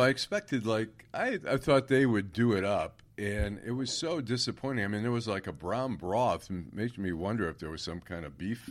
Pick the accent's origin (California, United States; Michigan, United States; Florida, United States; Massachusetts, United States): Michigan, United States; Oak Park; I grew up in Oak Park, where the Stage Deli was on 9 Mile Road. Then about a block down was the Katz's Deli.